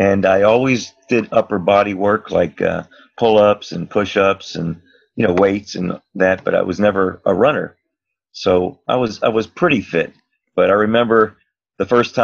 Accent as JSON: {"language": "English", "town": "Miami Beach", "region": "Florida", "country": "United States", "tie": "born or raised there", "also_born_or_lived": "Virginia", "said": "I was raised right here on South Beach. I was born in Virginia, came here when I was 5 years old, which is 65 years ago"}